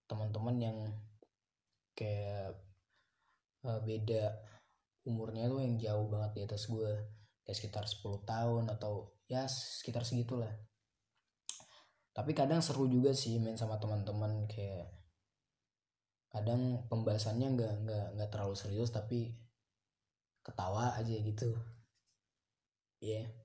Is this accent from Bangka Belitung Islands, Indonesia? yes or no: yes; Pangkal Pinang, Bangka Belitung Islands, Indonesia; kalau di kalau di kalau di kota gue di Pangkal Pinang udah bisa sih kayak nongkrong nongkrong